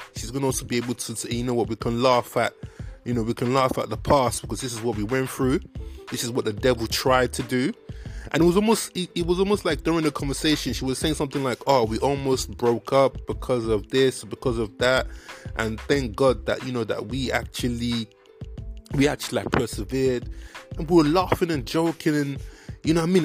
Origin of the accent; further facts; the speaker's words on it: Nigeria; accent: Nigerian; my Nigerian accent